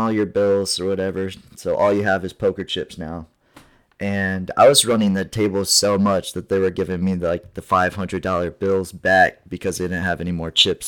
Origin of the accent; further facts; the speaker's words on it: Ohio, United States; moved away as an adult; also born or lived in Fort Wayne, Indiana; Fort Wayne's like an hour away from where I live in Ohio